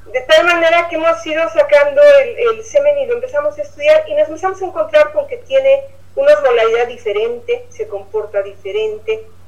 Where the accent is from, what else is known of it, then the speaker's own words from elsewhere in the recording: Mexico City, Mexico; now in Oaxaca, Mexico; yo soy de la Ciudad de México, cuando llegué a Oaxaca